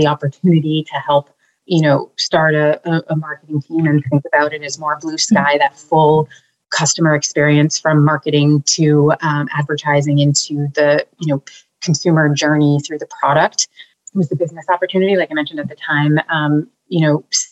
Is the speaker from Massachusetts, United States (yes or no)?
yes; Boston, Massachusetts, United States; also born or lived in Maine; born and raised here in Boston